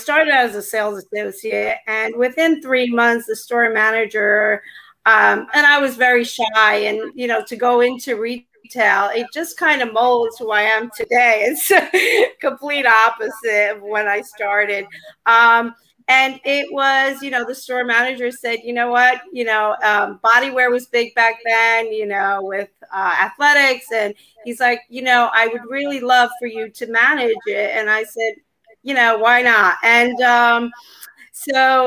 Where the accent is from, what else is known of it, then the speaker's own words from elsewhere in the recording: New Jersey, United States; I'm from New Jersey